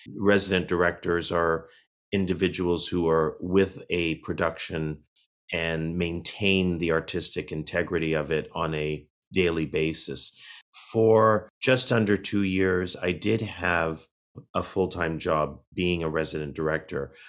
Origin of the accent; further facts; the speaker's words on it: Toronto, Ontario, Canada; as a young boy growing up in Toronto, Canada